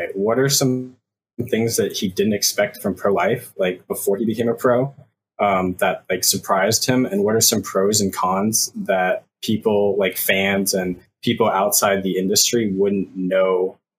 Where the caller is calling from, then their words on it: Washington, District of Columbia, United States; I'm calling from DC, and this is actually my first time.